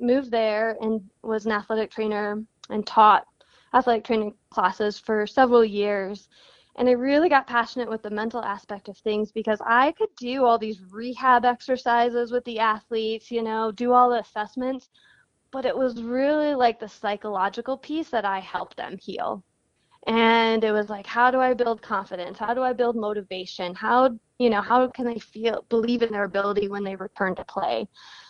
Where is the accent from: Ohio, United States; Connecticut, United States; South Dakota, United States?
South Dakota, United States; Well, I grew up in South Dakota.